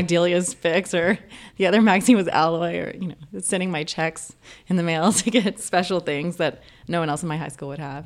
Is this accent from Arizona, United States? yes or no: no; Vernon, Texas, United States; now in California, United States; growing up where I grew up in Vernon, Texas